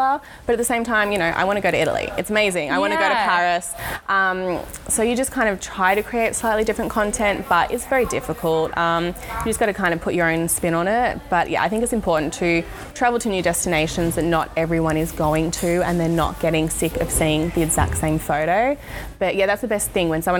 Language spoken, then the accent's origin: English; Melbourne, Victoria, Australia; I'm from Melbourne